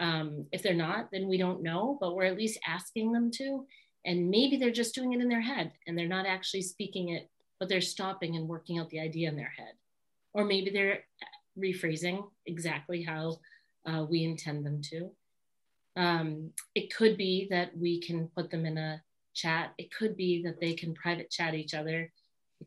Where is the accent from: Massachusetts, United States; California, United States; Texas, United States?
Massachusetts, United States; Boston; we're from Boston, we don't even say the R's